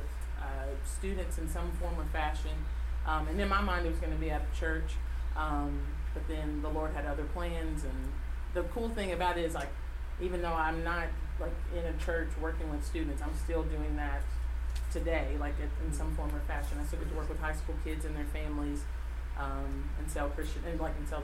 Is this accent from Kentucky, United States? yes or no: yes; Paducah, Kentucky, United States; I grew up in Paducah, Kentucky